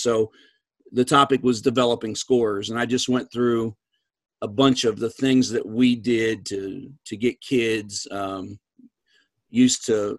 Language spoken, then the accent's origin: English; East Coast, United States; and I'm from the East Coast.